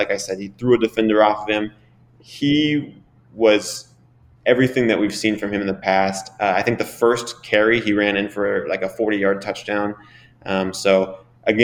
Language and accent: English; Lubbock, Texas, United States; moved away; my hometown of Lubbock, Texas